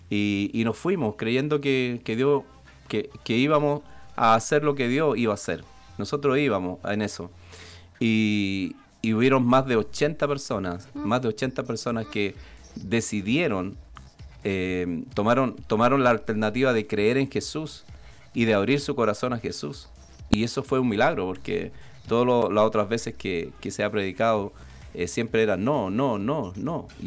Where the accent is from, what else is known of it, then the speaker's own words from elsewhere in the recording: Chile; also born or lived in Spain; cuando volví a Chile me costó hablar como chileno, todavía, todavía me queda un poquito distinto, aunque en, eh, la parte donde estábamos nosotros en España era en el sur.